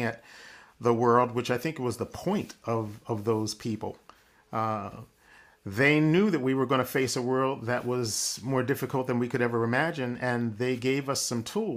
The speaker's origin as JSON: {"language": "English", "town": "Philadelphia", "region": "Pennsylvania", "country": "United States", "tie": "born or raised there", "said": "The Black community that I grew up in Philadelphia early on"}